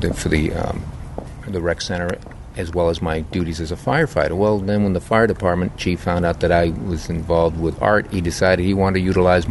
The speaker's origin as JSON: {"language": "English", "area": "Cape Cod", "region": "Massachusetts", "country": "United States", "tie": "born or raised there", "moved": "yes", "said": "I grew up on Cape Cod, which is a resort in all its own, too"}